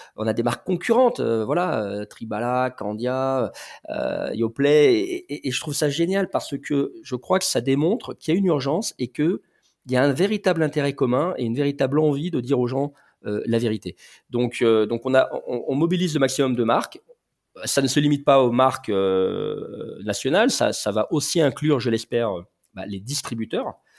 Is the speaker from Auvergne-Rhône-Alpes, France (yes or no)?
yes; Lyon, Auvergne-Rhône-Alpes, France; je suis lyonnais d'origine